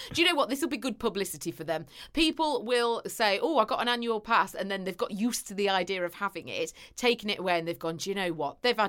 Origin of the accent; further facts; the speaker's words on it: England, United Kingdom; I'm so English.